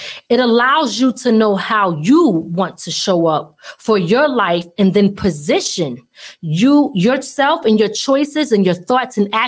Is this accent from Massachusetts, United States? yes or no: no; Philadelphia, Pennsylvania, United States; moved away; I'm originally from Philly